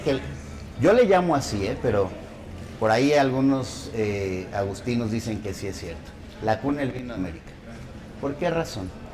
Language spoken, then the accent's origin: Spanish; Guanajuato, Mexico; Nosotros no nos damos cuenta qué buenas carreteras tenemos en Guanajuato, sin menosprecio de alguien más, pero hasta que salimos de Guanajuato.